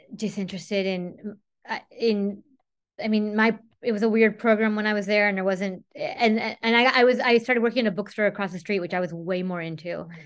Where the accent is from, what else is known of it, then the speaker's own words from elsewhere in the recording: Whittier, California, United States; I grew up in Whittier